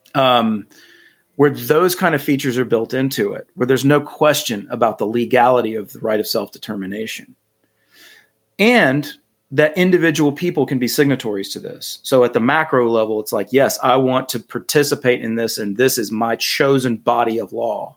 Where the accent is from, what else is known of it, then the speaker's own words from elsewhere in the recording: North Carolina, United States; I'm from North Carolina